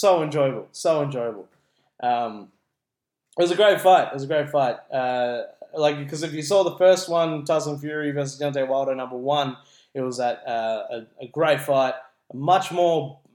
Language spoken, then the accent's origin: English; Philippines; now in Australia; as a Filipino